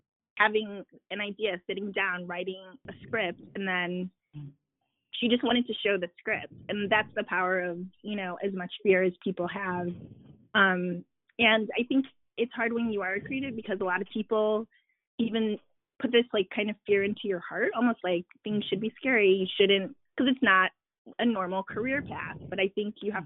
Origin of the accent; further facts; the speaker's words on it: Chicago, Illinois, United States; moved away; also born or lived in Washington, D.C.; I was living in D.C., even though I am from Chicago